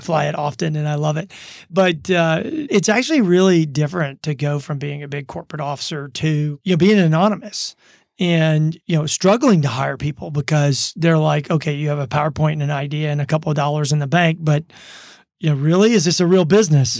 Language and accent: English; Baton Rouge, Louisiana, United States; moved away as an adult; also born or lived in Germany / Minneapolis, Minnesota; now in Reno, United States; I grew up in Baton Rouge, Louisiana